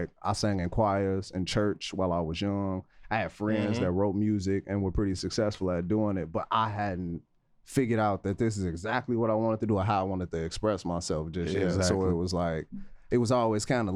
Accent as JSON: {"language": "English", "town": "Chicago", "region": "Illinois", "country": "United States", "tie": "born or raised there", "said": "I grew up in Inglewood. I spent 9 years in Inglewood"}